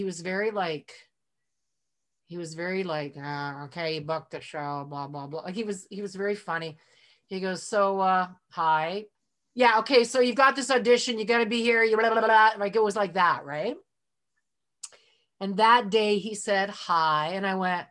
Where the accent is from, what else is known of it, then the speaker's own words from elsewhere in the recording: Edmonton, Alberta, Canada; moved away; I'm in Edmonton, my hometown where I was born, even though I'm a world citizen.